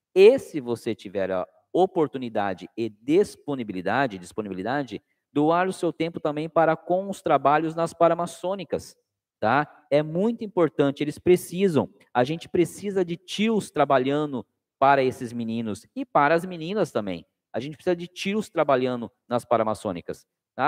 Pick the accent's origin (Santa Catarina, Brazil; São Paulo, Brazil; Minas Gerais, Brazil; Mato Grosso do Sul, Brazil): São Paulo, Brazil; Cananéia; now in Sorocaba, Brazil; eu sou de Cananéia, litoral sul. E Cananéia, por ser uma cidade é, é, praiana, né, com muita pesca, a minha infância foi ouvindo os catarinenses falar.